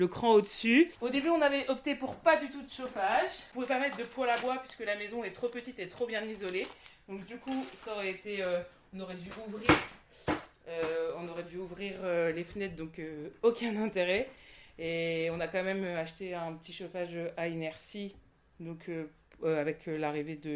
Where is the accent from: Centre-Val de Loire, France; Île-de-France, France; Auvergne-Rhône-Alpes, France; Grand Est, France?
Centre-Val de Loire, France; moi, donc j'ai grandi ici dans le Loir-et-Cher, puis après je suis partie sur Paris, et, puis j'ai vécu à Bordeaux